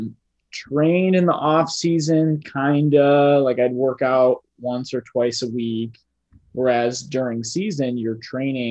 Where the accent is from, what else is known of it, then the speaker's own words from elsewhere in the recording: Illinois, United States; I'm from Illinois